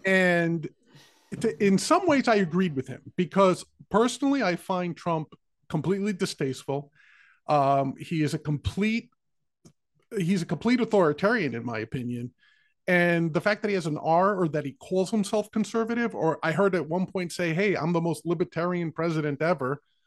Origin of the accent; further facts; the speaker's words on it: New York, United States; I was born and raised in New York